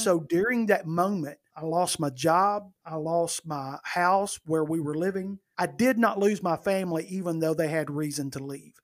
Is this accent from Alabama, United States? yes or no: yes; northern Alabama, United States; moved away as an adult; now in Birmingham, United States; I have always lived in Alabama. I have not always lived in Birmingham. Birmingham, for those that may not know, is in the central part of the state. I was born and raised in the northern part